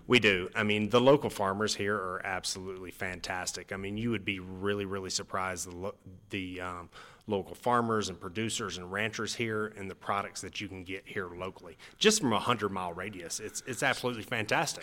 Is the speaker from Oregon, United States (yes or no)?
no; Atlanta, Georgia, United States; now in Park City, United States; I'm originally from Atlanta, Georgia